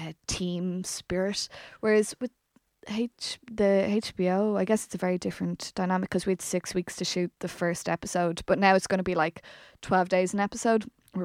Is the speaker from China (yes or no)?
no; Brazil; I'm not Irish. I'm Brazilian.